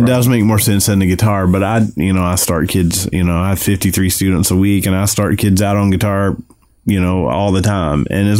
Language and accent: English; Alabama, United States; moved away as an adult; now in Nashville, United States; here in Nashville, I moved to Nashville in 1996 from Alabama originally.